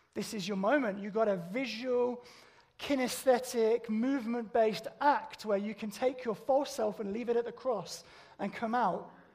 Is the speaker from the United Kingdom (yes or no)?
yes; United Kingdom; we're British